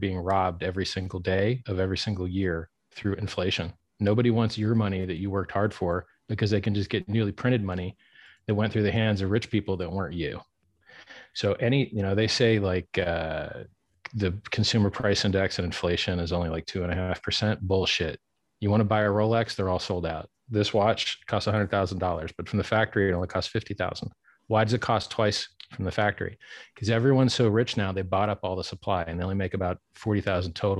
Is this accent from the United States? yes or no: yes; Miami, Florida, United States; I'm from Miami